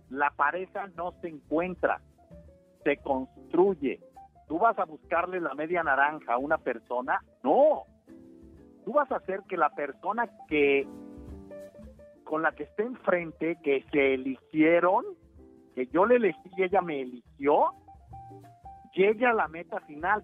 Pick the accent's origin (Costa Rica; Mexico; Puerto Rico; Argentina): Mexico; Los mexicanos somos muy creativos y muy chingones